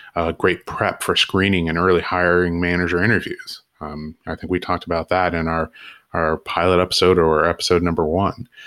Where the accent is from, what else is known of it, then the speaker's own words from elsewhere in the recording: Southern California, United States; I grew up in Southern California